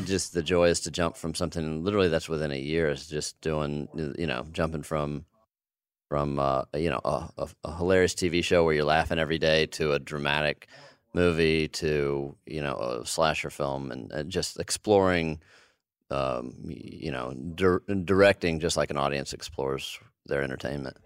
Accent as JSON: {"language": "English", "country": "United States", "tie": "born or raised there", "also_born_or_lived": "Texas", "said": "I grew up in Arkansas and Texas"}